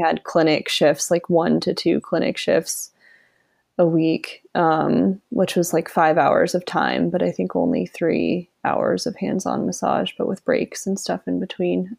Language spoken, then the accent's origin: English; Vermont, United States; moved away as an adult; also born or lived in Rhode Island; now in Asheville, United States; I grew up in Vermont